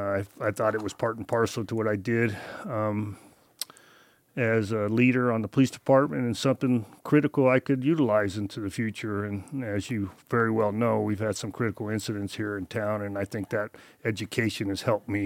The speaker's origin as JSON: {"language": "English", "town": "Misawa", "region": "Aomori", "country": "Japan", "tie": "born there", "also_born_or_lived": "Europe / Las Vegas", "said": "So I was born in Misawa, Japan. A lot of people don't know that. My dad was in the Air Force there, obviously stationed in Misawa."}